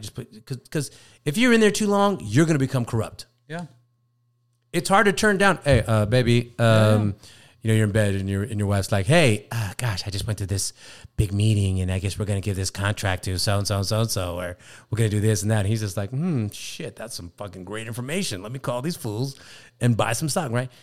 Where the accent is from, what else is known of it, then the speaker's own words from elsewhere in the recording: Sacramento, California, United States; we're both from Sacramento.